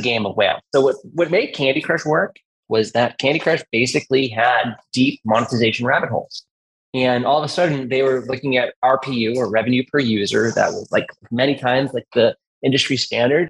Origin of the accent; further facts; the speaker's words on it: Massachusetts, United States; I'm born and raised in Massachusetts, and the rest of my life.